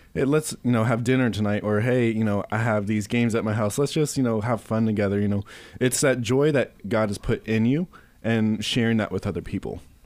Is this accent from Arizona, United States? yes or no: no; Simpsonville, Kentucky, United States; now in Louisville, United States; I grew up in Shelby County in Simpsonville